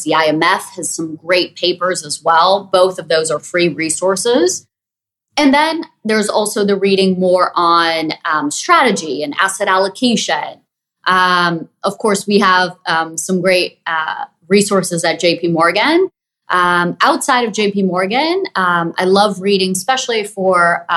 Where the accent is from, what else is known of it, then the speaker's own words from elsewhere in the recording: Brazil; moved away; I grew up in Brazil